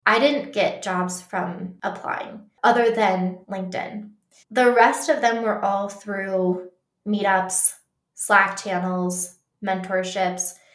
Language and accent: English; Colorado, United States; I grew up in Colorado